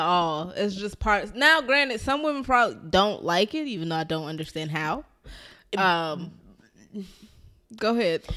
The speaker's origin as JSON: {"language": "English", "town": "Philadelphia", "region": "Pennsylvania", "country": "United States", "said": "I'm from North Philly"}